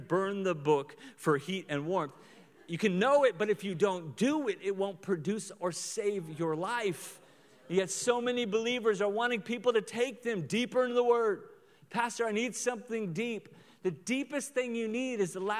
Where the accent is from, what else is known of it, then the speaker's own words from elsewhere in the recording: Oklahoma, United States; now in Lawrence, United States; I'm from Oklahoma